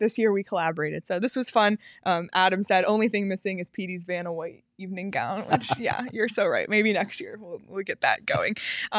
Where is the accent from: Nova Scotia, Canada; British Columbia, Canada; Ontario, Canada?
Ontario, Canada; Toronto; I'm from Toronto.